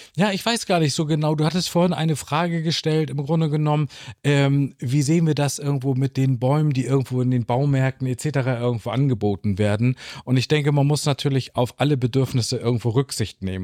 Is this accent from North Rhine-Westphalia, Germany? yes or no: no; Lübeck, Schleswig-Holstein, Germany; dass ich gebürtiger Lübecker bin